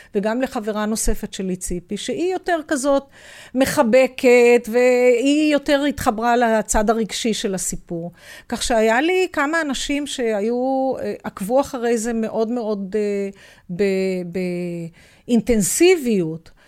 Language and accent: Hebrew; Haifa, Haifa District, Israel; אבל אנחנו הילדים גדלנו כולנו בתוך השכונה הזאת